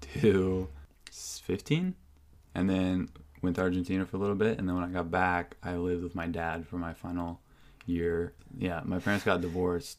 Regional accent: Whidbey Island, Washington, United States; also born or lived in Seattle, Washington / Bainbridge Island, Washington; grew up on Whidbey Island

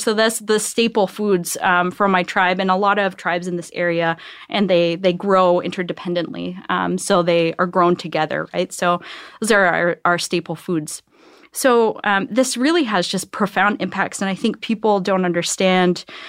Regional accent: Akwesasne, New York, United States; I grew up, uh, in upstate New York.

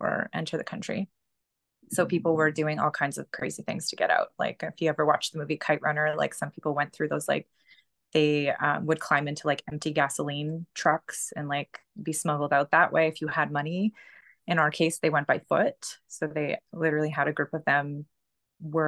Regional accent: Canada; also born or lived in Pakistan; I'm in Canada. So we came here when I was 2, so like 32 years ago.

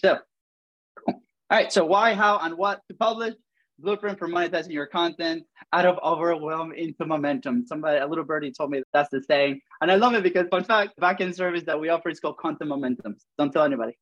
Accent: Venezuela; accent: funny; moved away; I have a funny accent. So if you haven't noticed, I'm from Venezuela

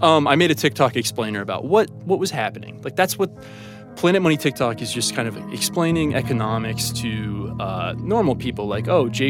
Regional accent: Ohio, United States; moved away as an adult; now in Los Angeles, United States; I'm from Ohio

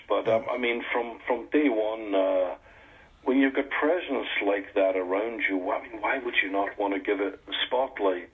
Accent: Scotland, United Kingdom; I'm a Scotsman

